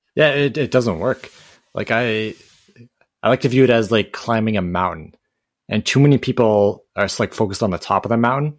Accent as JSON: {"language": "English", "country": "Canada", "said": "I'm Canadian"}